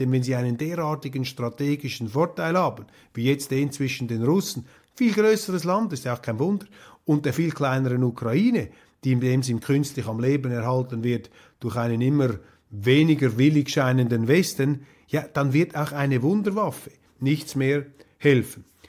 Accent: Switzerland; wir Schweizer

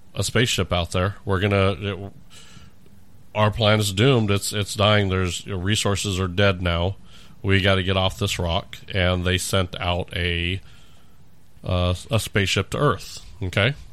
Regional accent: California, United States; moved away; I grew up in California.

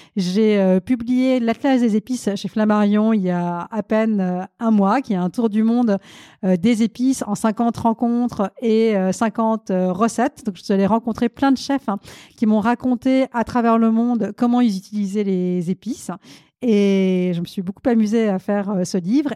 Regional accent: France; also born or lived in India; Je suis née en Inde, mais je suis arrivée en France lorsque j'étais toute petite

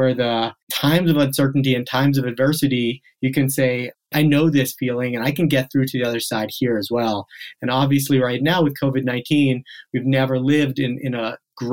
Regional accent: just outside of Boston in New England, Massachusetts, United States; also born or lived in South Africa; I was born in South Africa, I grew up on the East Coast, just outside of Boston in New England

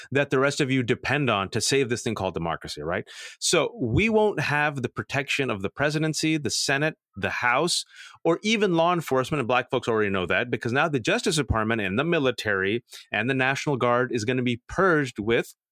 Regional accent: California, United States; Remember the, the devastating fires in my home state

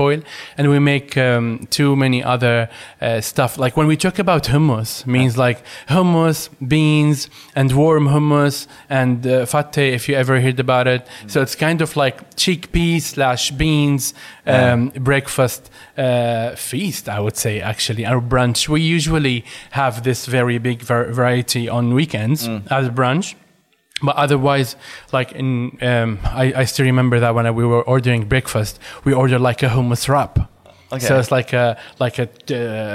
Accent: Damascus, Damascus Governorate, Syria; English is a second language; moved away as an adult; also born or lived in Latakia, Syria; now in Sweden; I'm originally from the Latakia, but I moved and lived in Damascus since I was 6 years

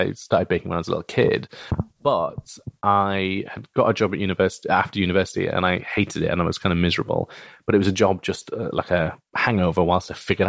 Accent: Bradford, Yorkshire and the Humber, United Kingdom; because I grew up in Bradford, and I don't really have a strong Yorkshire or Bradford accent for a couple of reasons

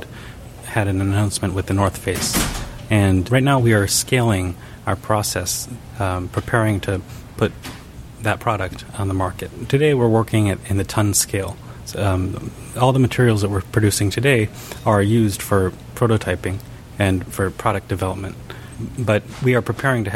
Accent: Japan; I was born in Japan

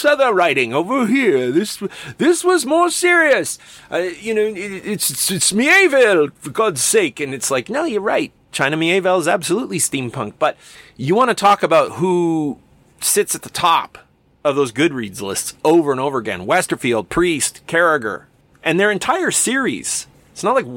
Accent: Alberta, Canada; I'm from Alberta

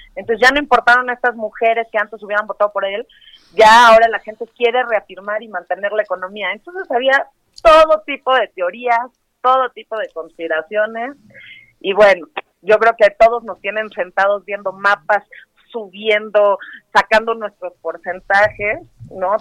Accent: Mexico; nosotros como mexicanos

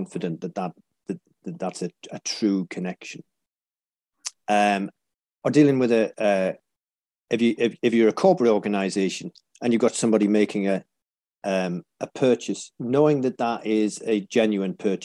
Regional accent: Whitley Bay, North East England, United Kingdom; also born or lived in North Shields; I was born there and grew up in the next town down, a place called Whitley Bay

